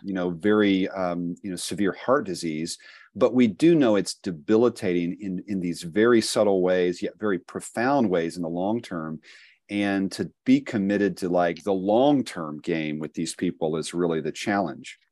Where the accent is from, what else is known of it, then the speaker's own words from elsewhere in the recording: Appalachia, United States; I was born and have lived most of my life in the Appalachian Midwest region of the country here